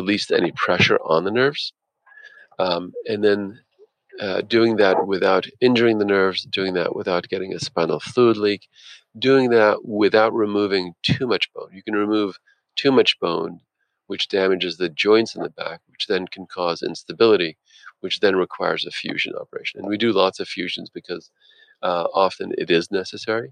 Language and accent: English; New Jersey, United States; now in Philadelphia, United States; I grew up in North Jersey, the child of two blue-collar parents